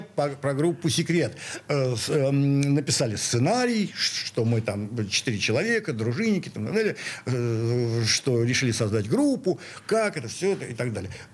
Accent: Saint Petersburg, Russia; also born or lived in Moscow; я в такой питерец

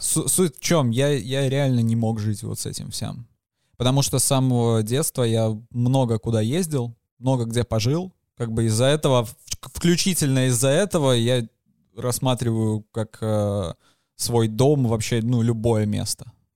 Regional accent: Belarus; мы весь белорусы

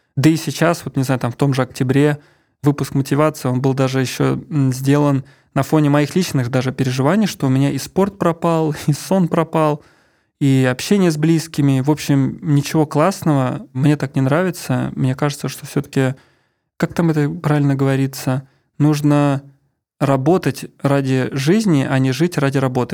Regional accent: Ramenskoye, Moscow Oblast, Russia; moved away; also born or lived in Saint Petersburg; я из Раменского, из Мособласти, и я всю жизнь, половина жизни, получается, я прожил в 500 метрах от леса

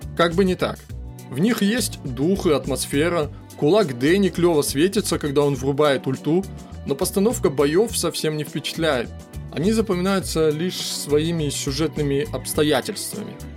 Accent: Irkutsk, Irkutsk Oblast, Russia; родной Иркутск

